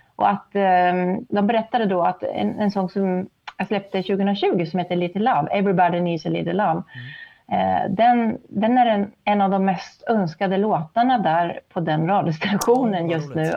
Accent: Sundsvall, Västernorrland County, Sweden; also born or lived in Härnösand; jag är uppväxt i Sundsvall

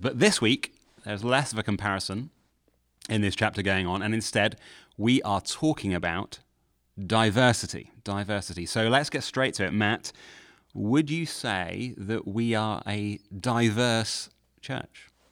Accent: United Kingdom; now in Nashville, United States; as a Brit

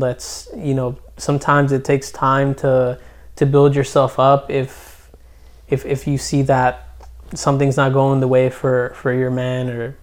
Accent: Trenton, New Jersey, United States; I, my parents are Guatemalan. I'm from Trenton

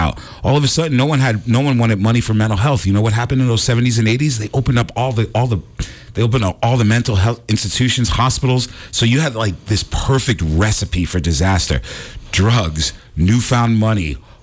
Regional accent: New York City, New York, United States; I grew up in New York City

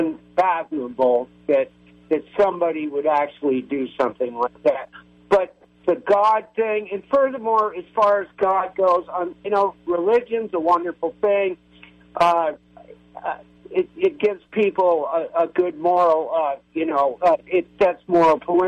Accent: Burlington, Vermont, United States; I'm from Burlington, Vermont, and I've known Bernie since day one

